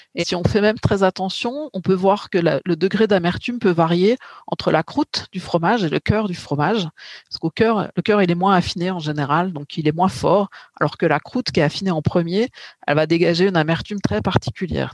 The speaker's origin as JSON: {"language": "French", "region": "Bourgogne-Franche-Comté", "country": "France", "said": "je suis plutôt de Bourgogne-Franche-Comté"}